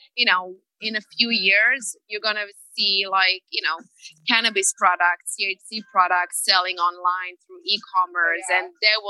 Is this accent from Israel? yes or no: yes; Israel; moved away; I'm originally from Israel